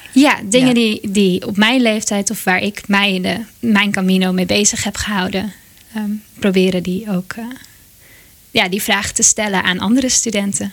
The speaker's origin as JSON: {"language": "Dutch", "town": "Monnikendam", "region": "North Holland", "country": "Netherlands", "said": "dorpje waar ik vandaan kom, Monnikendam"}